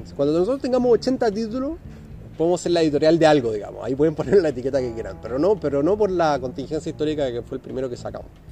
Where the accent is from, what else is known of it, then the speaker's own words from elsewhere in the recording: Chile; nosotros como sociedad chilena